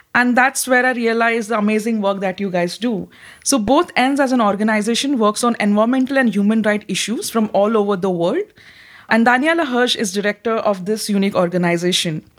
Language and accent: English; India; moved away as an adult; now in Netherlands; I'm Indian working at Drift as a PhD researcher